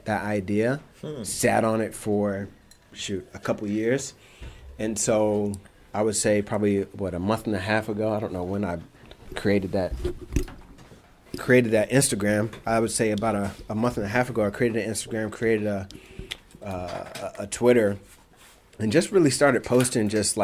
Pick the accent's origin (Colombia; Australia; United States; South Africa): United States; Indianapolis, Indiana; moved away as an adult; also born or lived in Chicago; I'm from Indianapolis